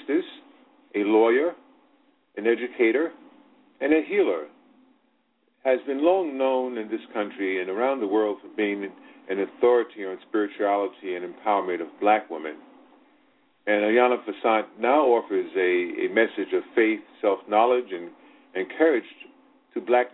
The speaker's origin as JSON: {"language": "English", "region": "Virginia", "country": "United States", "tie": "born or raised there", "moved": "yes", "lives_now": "Brooklyn, New York, United States", "said": "Even though I was born in Virginia, I live now and spent most of my life, my adulthood life, living in Brooklyn, New York."}